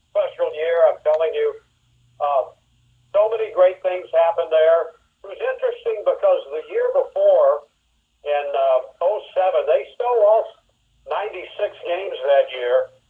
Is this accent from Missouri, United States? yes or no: yes; St. Louis, Missouri, United States; I grew up in the St. Louis area